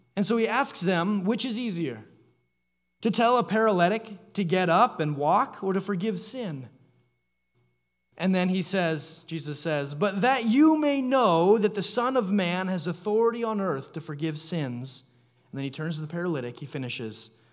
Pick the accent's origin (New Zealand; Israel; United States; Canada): Canada; Growing up in Canada, there was a calendar that hung by the back door at our house.